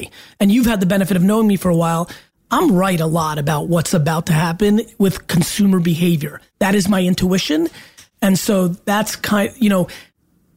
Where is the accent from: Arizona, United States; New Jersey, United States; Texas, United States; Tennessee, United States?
New Jersey, United States; Edison; also born or lived in Belarus / Queens, New York; I was born in Belarus in the former Soviet Union, and I grew up in that one bedroom in Queens, New York, when we first came to America for a couple of years. And then we moved out to Edison, New Jersey, where I lived in a townhouse. And that's where really I became me